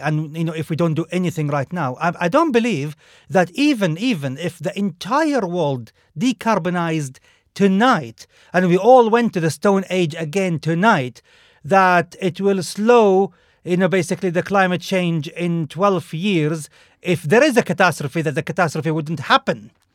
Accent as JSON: {"language": "English", "country": "Saudi Arabia", "tie": "born or raised there", "moved": "yes", "said": "I grew up in Saudi Arabia"}